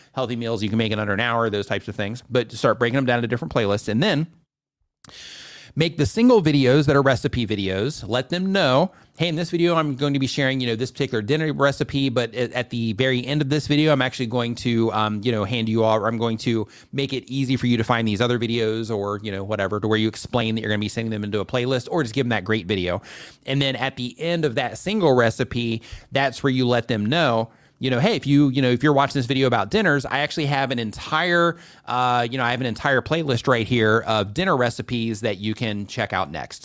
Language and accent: English; United States; moved away; I'm an American.